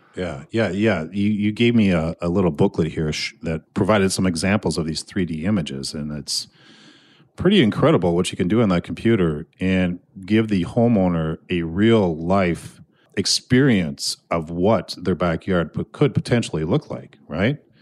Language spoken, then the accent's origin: English; Annandale, Minnesota, United States; I am sitting in Annandale, Minnesota, my hometown, Class of ninety-two.